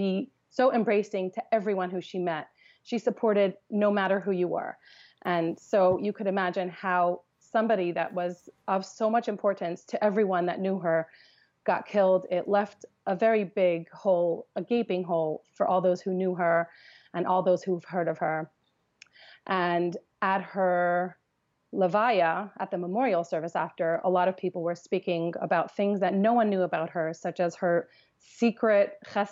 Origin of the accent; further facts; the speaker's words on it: Los Angeles, California, United States; I grew up in Los Angeles